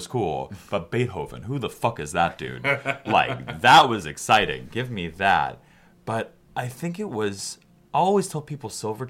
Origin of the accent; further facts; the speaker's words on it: Chicago, Illinois, United States; I'm from Chicago